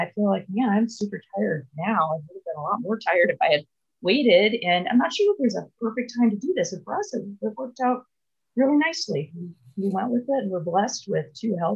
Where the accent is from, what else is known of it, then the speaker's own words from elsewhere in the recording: Milwaukee, Wisconsin, United States; moved away as an adult; also born or lived in Evanston, Illinois / Stanford, California; I was born in Milwaukee, Wisconsin, and then I grew up in a suburb. And I, you know, lived there my whole life till I went away to college